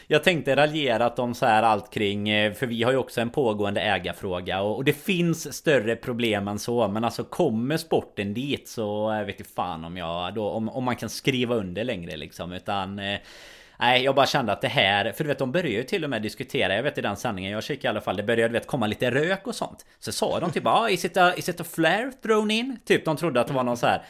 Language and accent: Swedish; Sweden; oss som är svenskar